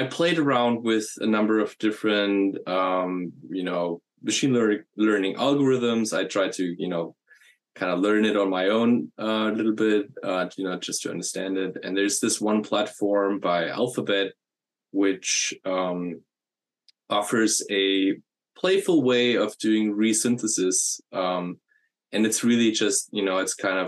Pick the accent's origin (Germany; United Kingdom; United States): Germany; moved away; I'm from Germany originally.